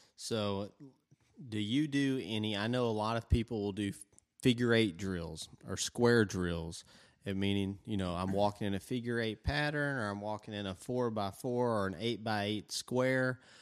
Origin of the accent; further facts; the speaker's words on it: Tennessee, United States; we're from Tennessee